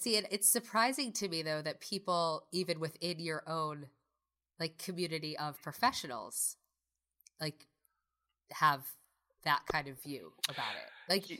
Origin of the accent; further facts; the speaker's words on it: United States; because I'm American, so I say that.